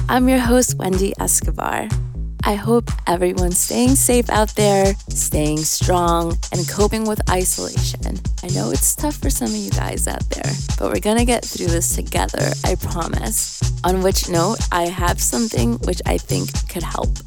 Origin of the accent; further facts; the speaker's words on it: New York City, New York, United States; Mood Swing is a show inspired and loosely focused on my hometown, New York City.